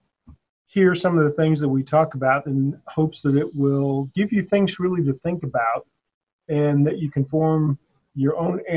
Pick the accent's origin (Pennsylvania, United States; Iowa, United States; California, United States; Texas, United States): Texas, United States; San Antonio; moved away; I grew up in South Texas in San Antonio